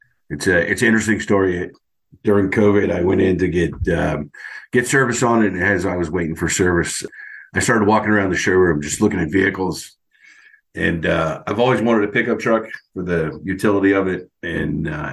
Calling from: Virginia, United States; Northern Virginia.

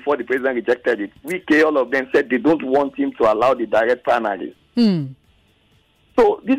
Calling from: Lagos, Nigeria; I'm calling from Lekki.

